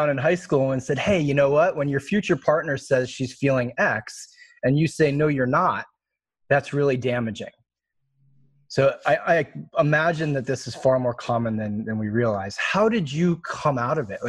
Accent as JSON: {"language": "English", "region": "East Coast", "country": "United States", "tie": "born or raised there", "said": "I grew up on the East Coast where everything's logical and factual"}